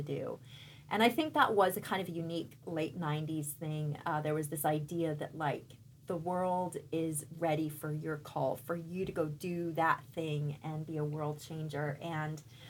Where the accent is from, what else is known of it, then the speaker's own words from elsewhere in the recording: San Francisco, California, United States; also born or lived in London, United Kingdom; So I went to high school in San Francisco. We lived in the city.